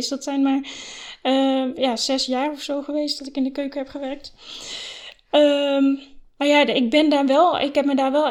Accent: Flevoland, Netherlands; also born or lived in Oosterhout / Utrecht; ik ben geboren in Oosterhout, dat is vlakbij Breda. Toen ben ik vanaf mijn negende heb ik gewoond in Flevoland, op verschillende plekken, Lelystad en Almere.

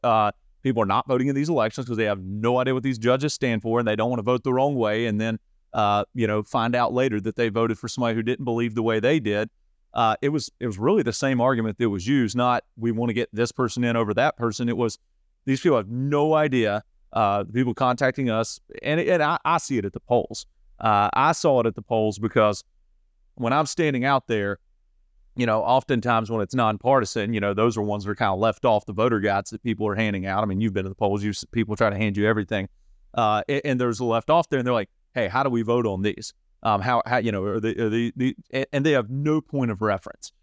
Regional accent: Saluda, North Carolina, United States; I was born and raised in Saluda.

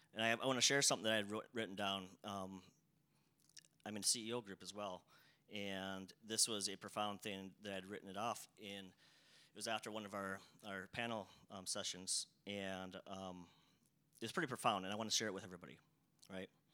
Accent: South Dakota, United States; I grew up in a town of about like 300 people, right? So a very, very small town, rural area. Um, uh, I still live in South Dakota

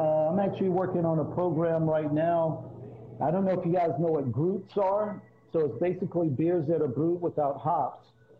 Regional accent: North Carolina, United States; now in Sacramento, United States; I'm actually from North Carolina, okay. Man. So I moved out to Cali actually after Y2K. So I've been out here for a while, so I consider myself a resident.

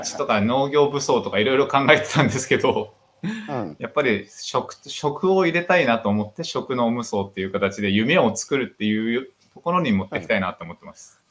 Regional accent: Chiba, Japan; 千葉県千葉市に生まれてるんですけど、まあ、出身は、父方の出身は福岡なので、まあ、九州男児だと勝手に思い込んでます

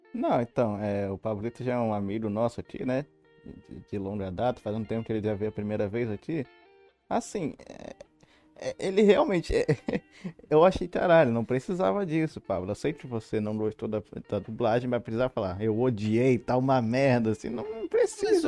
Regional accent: Rio de Janeiro, Brazil; Do Rio de Janeiro

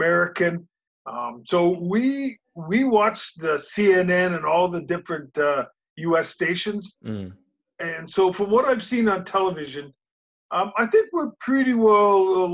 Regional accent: Winnipeg, Manitoba, Canada; growing up in Winnipeg, I was probably best as a baseball player

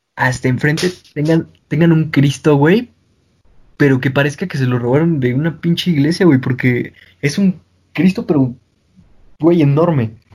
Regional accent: Mexico City, Mexico; nosotros los chilangos

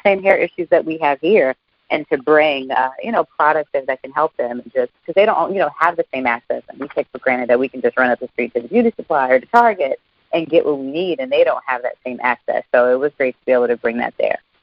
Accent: Alabama, United States; my home state of Alabama

